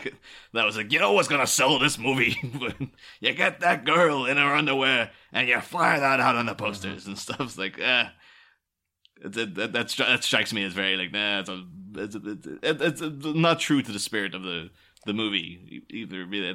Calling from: Liverpool, North West England, United Kingdom; because I'm recording from Liverpool, about half a mile from where Penny Lane actually is.

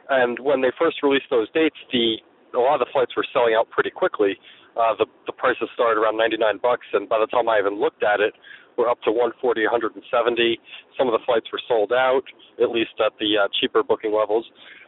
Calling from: New Hampshire, United States; I'm from New Hampshire.

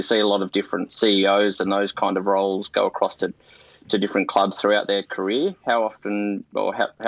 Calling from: Northcote, Victoria, Australia; Just up the road, mate, in Northcote.

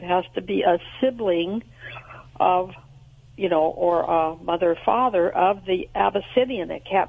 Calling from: Royal Grande, California, United States; Royal Grande, California.

